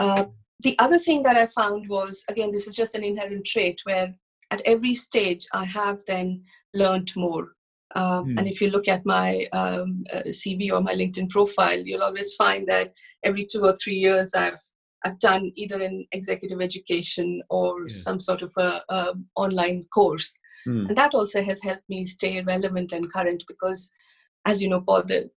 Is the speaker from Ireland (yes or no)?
no; India; moved away as an adult; also born or lived in United States; I started my career in India. I grew up in India